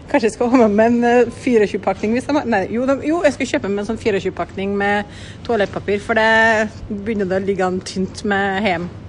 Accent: Selbu, Trøndelag, Norway; i hjemkommunen min

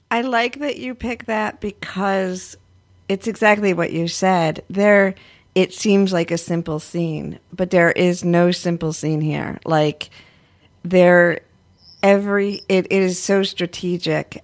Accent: United States; as an American

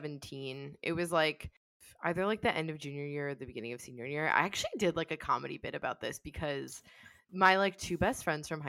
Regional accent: Swarthmore, Pennsylvania, United States; My hometown is Swarthmore, Pennsylvania

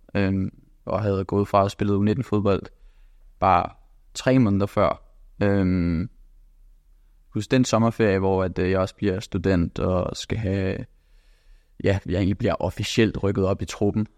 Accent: Copenhagen, Capital Region of Denmark, Denmark; moved away as an adult; also born or lived in England; now in Bologna, Italy; da jeg havde alle muligheder hjemme i København

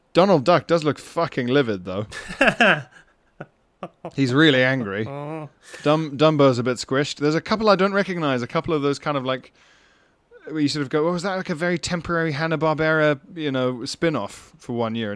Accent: Yorkshire and the Humber, United Kingdom; now in Copenhagen, Denmark; I grew up in West Yorkshire, but I've lived in Copenhagen for the past 3 years.

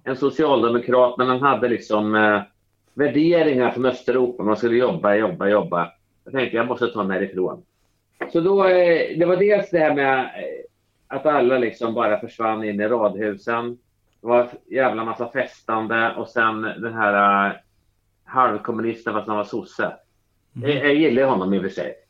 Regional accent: Norrköping, Östergötland, Sweden; moved away as an adult; now in Stockholm, Sweden; hela min uppväxt i Norrköping

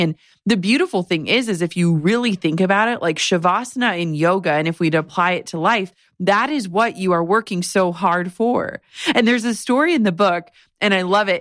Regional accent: Midwest, United States; as a Midwesterner

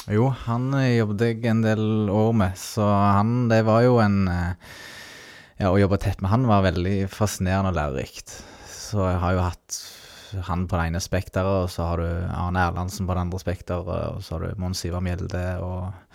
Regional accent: Ålgård, Rogaland, Norway; moved away as an adult; also born or lived in Fredrikstad; jeg er jo opprinnelig fra Ålgård

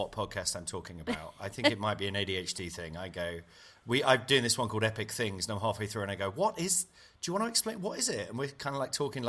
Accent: Nottingham, East Midlands, United Kingdom; I grew up in Nottingham

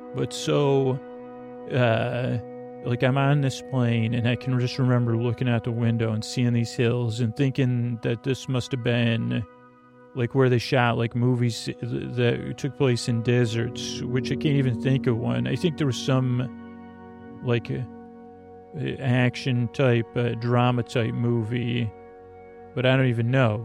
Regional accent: Syracuse, New York, United States; moved away; someone from Syracuse

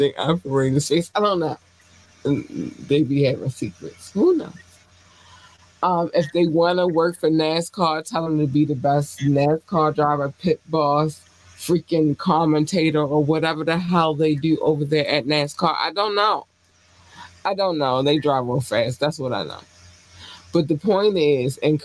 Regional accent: Baltimore, Maryland, United States; I'm from Baltimore.

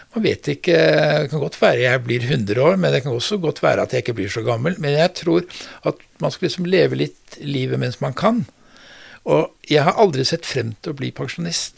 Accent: Oslo, Norway; also born or lived in Bodø; Jeg er født, jeg er født i Bodø, ja. og så er jeg vokst opp uh, i Oslo

